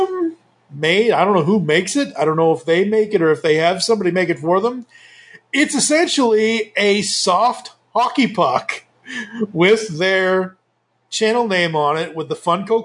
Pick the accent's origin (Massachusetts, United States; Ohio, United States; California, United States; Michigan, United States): Massachusetts, United States; moved away; I'm originally from Massachusetts